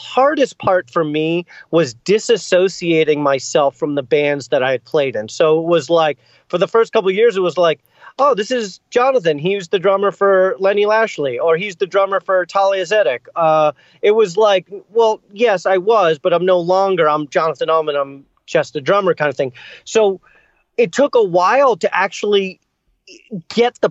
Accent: Boston, Massachusetts, United States; I grew up in Boston, and I played in bands my whole life. So I love this city.

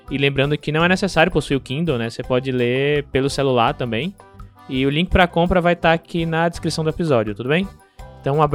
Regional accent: Aracaju, Sergipe, Brazil; esse livro ele é bem importante para mim, pois traz vários elementos da minha infância, da minha adolescência, lá em Aracaju.

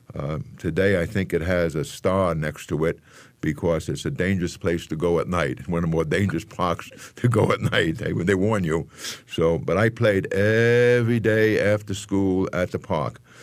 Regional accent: New York City, New York, United States; also born or lived in Manhattan; I was born in the Bronx

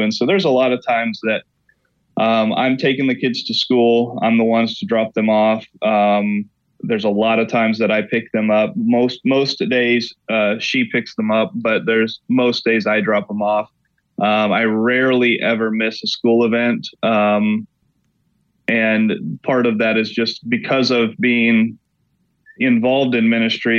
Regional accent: Oklahoma, United States; now in Elmira, United States; I'm born and raised in Oklahoma, kind of the middle of the Bible Belt

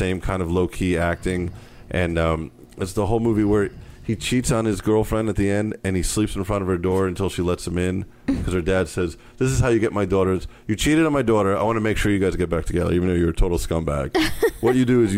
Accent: Montclair, New Jersey, United States; now in Los Angeles, United States; we grew up in Montclair, which was a melting pot.

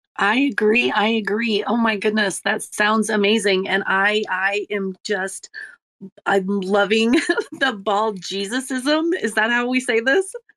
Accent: Ireland; I'm Irish

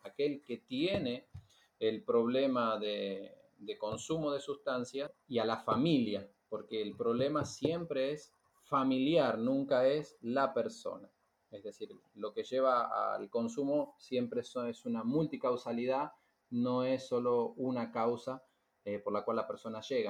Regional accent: Argentina; moved away as an adult; now in Cape Verde; somos misioneros también de Argentina

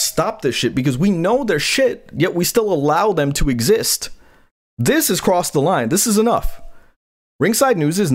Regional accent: Guyana; I'm Guyanese. I'm West Indian.

